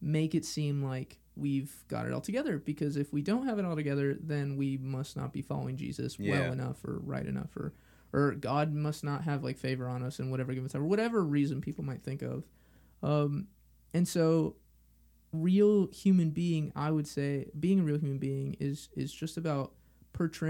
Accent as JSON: {"language": "English", "town": "Los Angeles", "region": "California", "country": "United States", "said": "I'm from Los Angeles"}